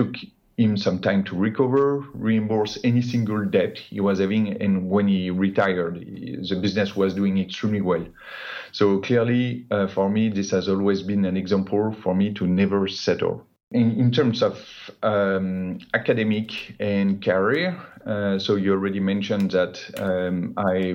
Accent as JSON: {"language": "English", "area": "Paris suburbs", "region": "Île-de-France", "country": "France", "tie": "born or raised there", "said": "I grew up in the Paris suburb, spent my entire education in the same school up to high school diploma"}